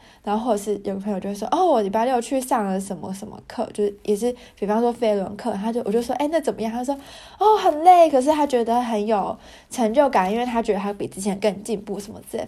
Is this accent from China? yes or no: no; Taiwan; moved away as an adult; now in Germany; 我们台湾人